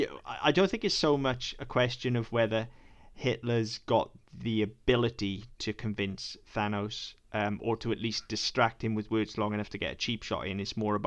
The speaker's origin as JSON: {"language": "English", "area": "Welsh", "region": "Wales", "country": "United Kingdom"}